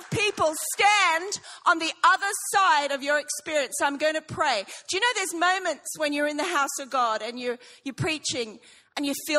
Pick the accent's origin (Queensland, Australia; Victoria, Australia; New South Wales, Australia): Queensland, Australia; Brisbane; now in England; I'm from Sheffield, England, but I'm not. I'm actually from Brisbane. So I was ready for all the ashes discussions and stuff. Listen, I'm with you. I have been gone 26 years, but I am still Australian.